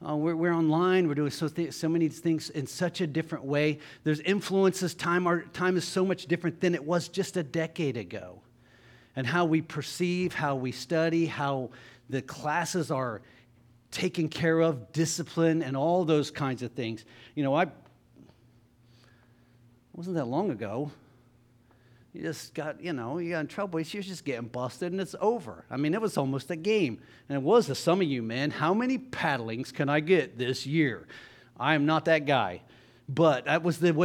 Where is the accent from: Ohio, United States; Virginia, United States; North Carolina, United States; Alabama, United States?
Ohio, United States; Jackson; I grew up in Jackson, Ohio, public schools